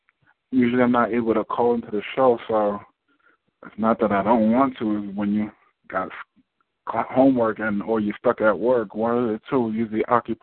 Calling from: Irvington, New Jersey, United States; I'm calling from Irvington, New Jersey

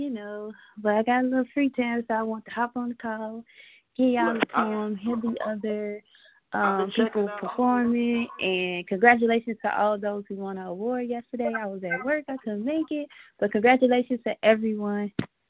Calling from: Chicago, Illinois, United States; from Chicago.

